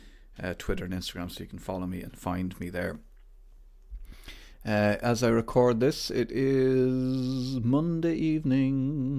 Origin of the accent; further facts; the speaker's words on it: Ireland; because I'm Irish and we love knowing what time it is.